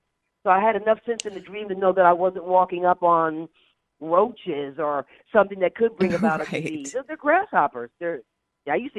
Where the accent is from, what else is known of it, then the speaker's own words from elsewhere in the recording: the South, United States; moved away; also born or lived in Alabama / Georgia; I was brought up in the South a little bit. So in Alabama and Georgia